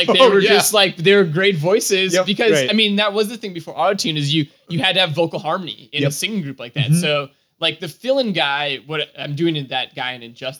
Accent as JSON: {"language": "English", "town": "Winchester", "region": "Massachusetts", "country": "United States", "also_born_or_lived": "Stoneham, Massachusetts", "said": "I'm from Winchester."}